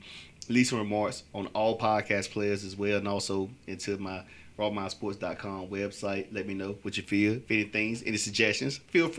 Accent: Tarboro, North Carolina, United States; from 252, though, I'm originally, you know, I'm from Tarboro

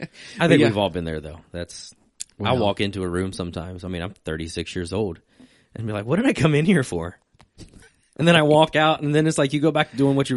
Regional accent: Virginia, United States; See, I grew up in Virginia

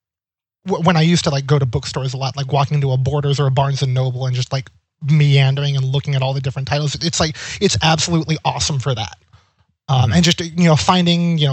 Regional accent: Monterey, California, United States; Growing up in California has a lot of, like, spread out cities.

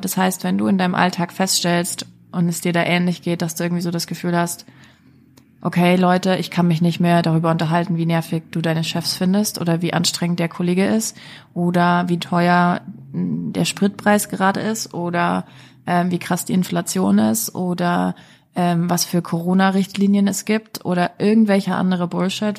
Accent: Germany; moved away; ich komme aus Deutschland, ich weiß, wie wir Deutschen ticken.

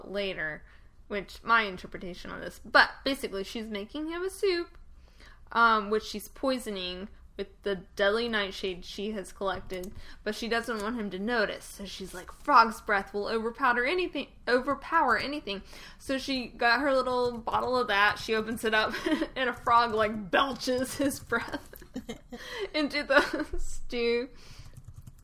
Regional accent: the South, United States; when we were little and we grew up in the South, so it snowed, like, once a year

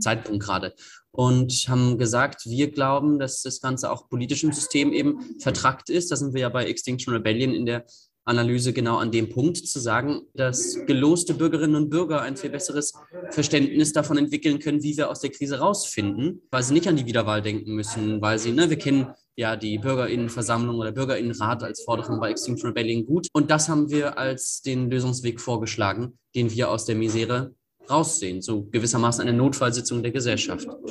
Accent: Greifswald, Mecklenburg-Vorpommern, Germany; moved away as an adult; now in Lüneburg, Germany; ich komme eigentlich aus Greifswald und äh, bin dann nach Lüneburg zum Studium.

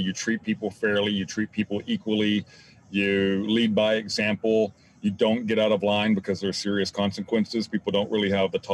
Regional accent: Zephyr, Texas, United States; now in Houston, United States; I grew up in Zephyr, Texas.

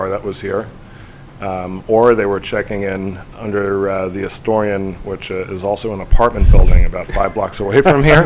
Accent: New York City, New York, United States; I was born and raised in Queens

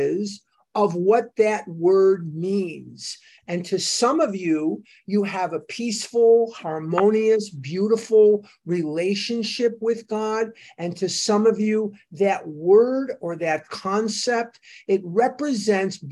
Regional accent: Chicago, Illinois, United States; as a child, I went to the synagogue at the corner of where we lived. I'm from Devon Avenue in Chicago. I'm a West Rogers Park boy.

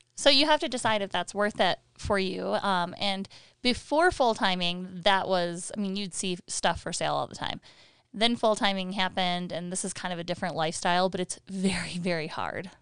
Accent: Michigan, United States; moved away as an adult; we're from Michigan and we had four seasons

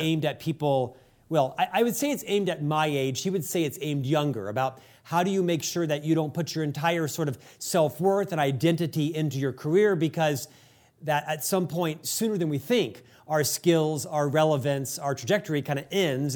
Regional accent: United States; as an American

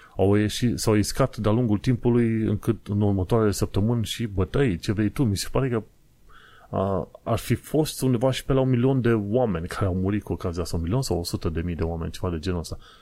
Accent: Romania; now in London, United Kingdom; noi ca români

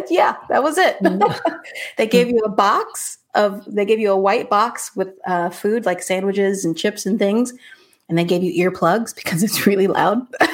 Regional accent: California, United States; born there; Yeah, so I was born in California. And traveled quite a bit. I was born to military parents

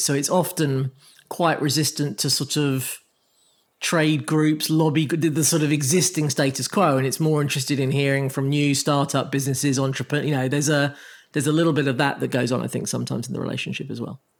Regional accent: Croydon, London, United Kingdom; my hometown

